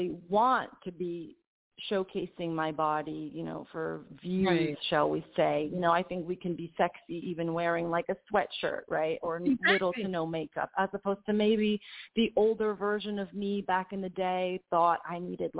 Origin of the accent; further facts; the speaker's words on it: New York City, New York, United States; moved away as an adult; also born or lived in Italy; I'm from Queens, New York